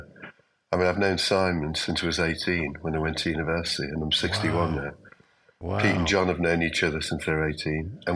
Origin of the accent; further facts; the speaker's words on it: Liverpool, North West England, United Kingdom; I'm from Liverpool